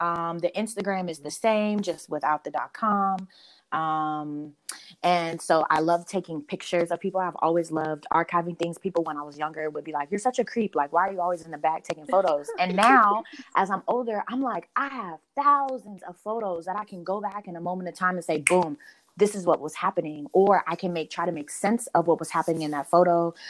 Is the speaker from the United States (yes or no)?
yes; North Carolina, United States; moved away; also born or lived in Midwest; I'm from North Carolina. I'm a Southerner. I love being in the Midwest and telling people I'm a Southerner.